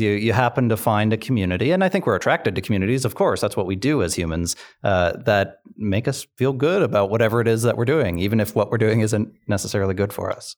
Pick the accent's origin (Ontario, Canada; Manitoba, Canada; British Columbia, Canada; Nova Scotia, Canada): Nova Scotia, Canada; Sydney; I grew up in Cape Breton, um, and, and Sydney in particular